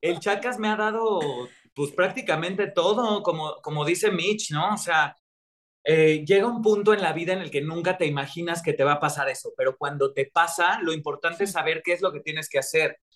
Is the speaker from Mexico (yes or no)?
yes; Mexico